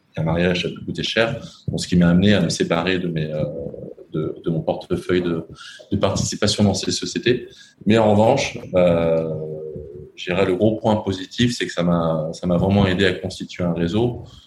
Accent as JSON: {"language": "French", "town": "Lyon", "region": "Auvergne-Rhône-Alpes", "country": "France", "tie": "born or raised there", "accent": "French", "moved": "as an adult", "lives_now": "Cambodia", "said": "j'ai quand même plutôt grandi dans les dans les milieux très très français et même très lyonnais parce que je suis de je suis de Lyon"}